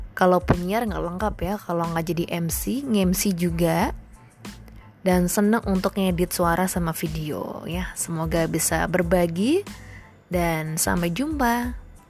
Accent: Semarang, Central Java, Indonesia; asli dari Semarang

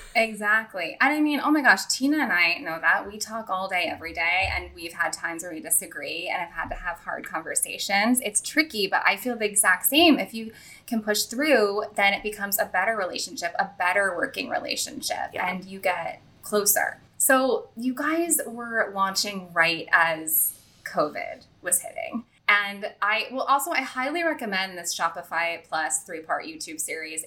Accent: St. Louis, Missouri, United States; moved away; I grew up like near Ladue

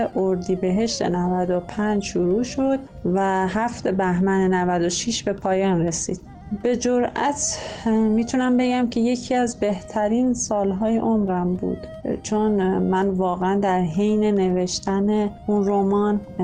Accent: Tonekabon, Mazandaran, Iran; also born or lived in Rudsar; توی عروس شهرهای شمال تونکابان به دنیا آمدم

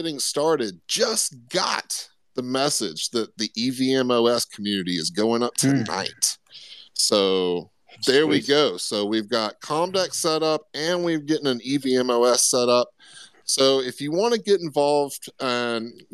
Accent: Florida, United States; I grew up in Florida

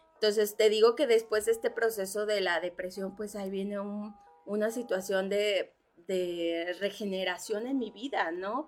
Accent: Cuernavaca, Morelos, Mexico; also born or lived in Mexico City; yo soy de la Ciudad de México, nací en la Ciudad de México, a muy, temprana edad, muy chica, nos venimos para Cuernavaca

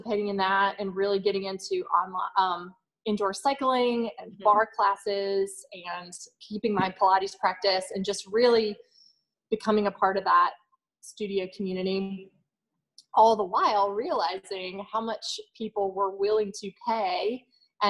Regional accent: Greenville, United States; moved away as an adult; also born or lived in Charlotte; I'm from Greenville. My family is here, born and raised.

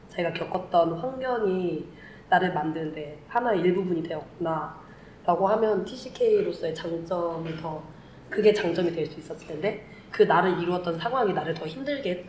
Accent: South Korea; also born or lived in Vietnam; now in Germany; 그래서 아, 난 사우스 코리아에서 왔었는데 네, 베트남에 살았었고 지금 독일에서 살고 있다.

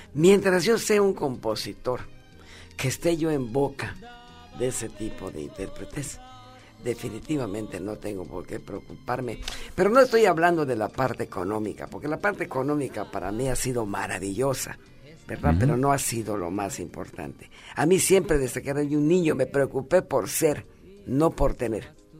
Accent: Mérida, Yucatán, Mexico; yo viví toda mi, mi niñez y mi adolescencia en Mérida

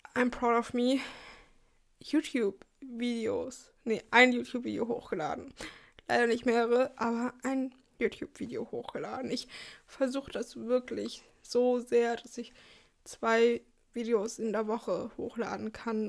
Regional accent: Germany; für uns als Deutsche

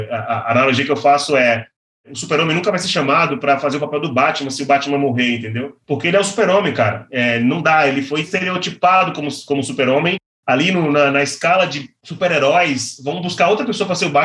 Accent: Bahia, Brazil; now in São Paulo, Brazil; Eu vim da Bahia, eu vim morar em São Paulo.

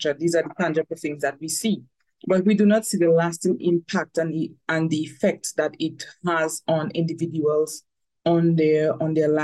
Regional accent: Dominica; I am from Dominica, the Commonwealth of Dominica.

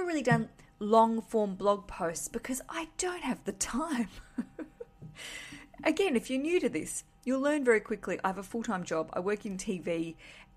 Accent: Australia; now in London, United Kingdom; I'm Australian. I live in London.

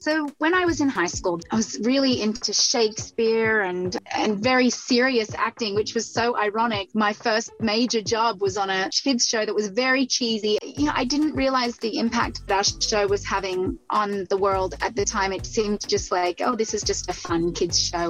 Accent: Central Coast, New South Wales, Australia; also born or lived in Sydney; Well, I grew up in Sydney, Australia. Um, actually grew up about an hour and a half north of Sydney in a smaller community called the Central Coast

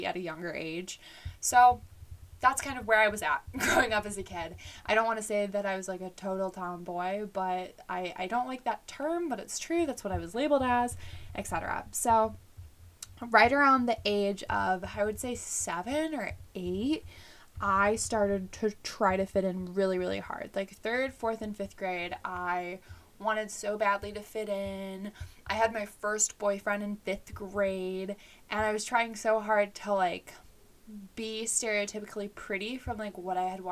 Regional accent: Illinois, United States; I was born in Illinois, so the Midwest, and I grew up with both my mom and my dad raising me.

